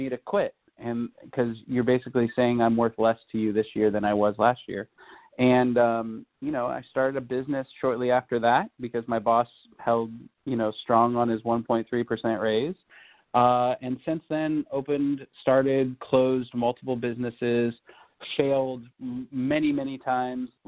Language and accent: English; California, United States; I speak a little bit of Spanish, being a Californian